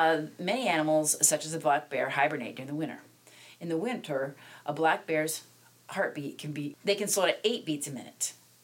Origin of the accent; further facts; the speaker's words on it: South Dakota, United States; now in Minnesota, United States; I was raised in South Dakota